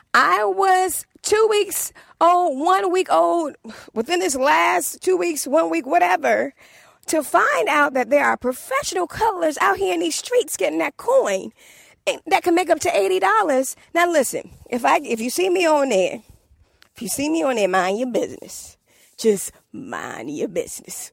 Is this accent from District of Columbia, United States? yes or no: yes; Washington, District of Columbia, United States; accent: DC; my D C accent